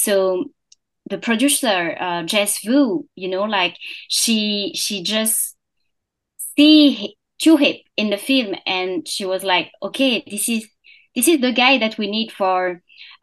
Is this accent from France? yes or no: yes; France; English is a second language; moved away as an adult; also born or lived in Singapore / Hong Kong / Bangkok; I was born and I grew up in France